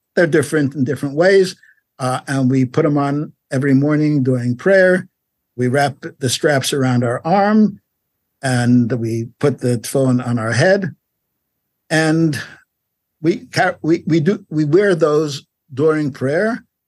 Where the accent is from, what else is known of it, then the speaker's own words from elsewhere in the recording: New York, United States; also born or lived in Paris, France / Long Beach, California; now in Los Angeles, United States; grew up in New York if you know New York, Brownsville, East Flatbush, Crown Heights